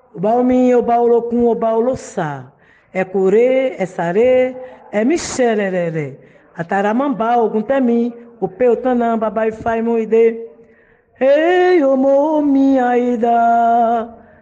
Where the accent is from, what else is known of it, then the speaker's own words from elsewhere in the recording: Brazil; não só no nosso país